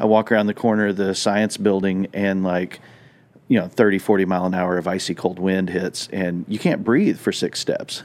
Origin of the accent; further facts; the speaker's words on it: Southwest, United States; moved away; growing up in the Southwest